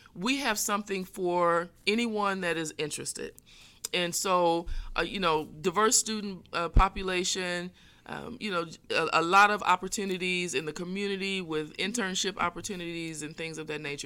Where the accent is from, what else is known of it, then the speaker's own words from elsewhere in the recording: Fort Wayne, Indiana, United States; I am originally from Fort Wayne, Northeast Indiana. grew up, uh, on the south side of town